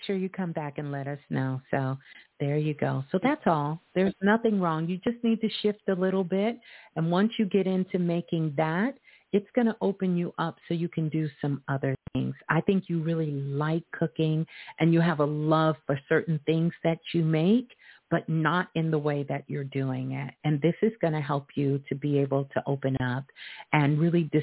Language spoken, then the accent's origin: English; New York City, New York, United States; I'm from Brooklyn